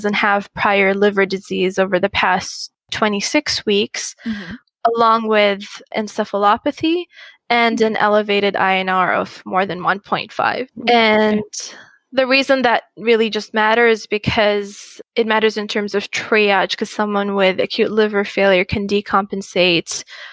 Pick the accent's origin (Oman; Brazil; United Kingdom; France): Oman; Muscat; moved away as an adult; also born or lived in Qatar; now in United States; I grew up in Muscat, Oman, and did high school there